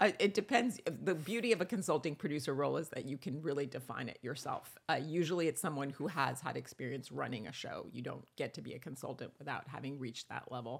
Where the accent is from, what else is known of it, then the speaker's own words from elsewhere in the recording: Rome, Lazio, Italy; I was born in Rome.